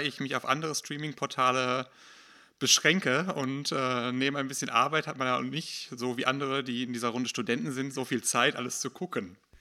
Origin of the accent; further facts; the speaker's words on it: Hattingen, North Rhine-Westphalia, Germany; ich komme aus Holthausen, wohne da seit kurz nach meiner Geburt und bin da groß geworden